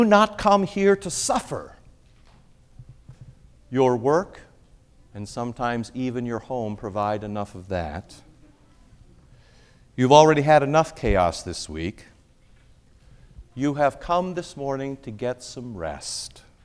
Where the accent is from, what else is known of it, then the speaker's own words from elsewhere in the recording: Iowa, United States; I grew up in Iowa, and in Iowa there are more pigs than people.